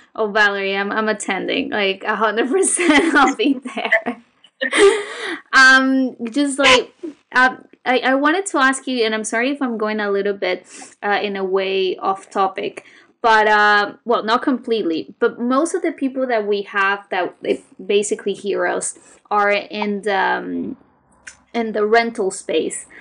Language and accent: English; Venezuela; I'm from Venezuela and there's a lot of artisans there as well.